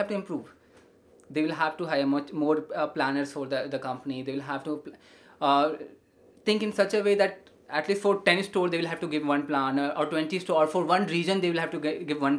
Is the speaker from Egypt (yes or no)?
no; India; we are an Indian